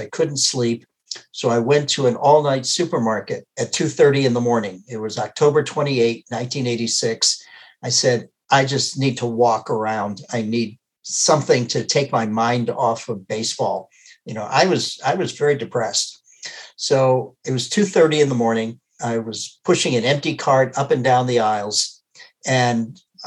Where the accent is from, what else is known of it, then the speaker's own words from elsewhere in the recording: Worcester, Massachusetts, United States; moved away as an adult; now in Wisconsin, United States; growing up in Worcester, Massachusetts